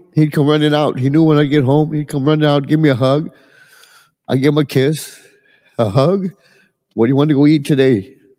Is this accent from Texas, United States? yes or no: yes; Edinburg, Texas, United States; I'm from Edinburgh, Texas.